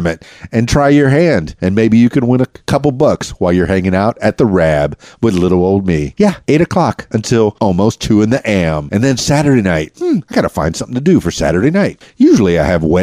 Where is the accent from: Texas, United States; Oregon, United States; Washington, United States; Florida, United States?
Florida, United States; Miami; moved away as an adult; now in Arkansas, United States; born and raised in Miami